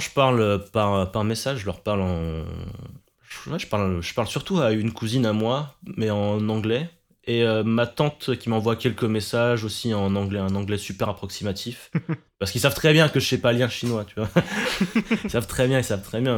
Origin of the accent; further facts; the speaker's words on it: France; je suis né en France, concrètement, et mes parents, ils sont, sont des immigrés.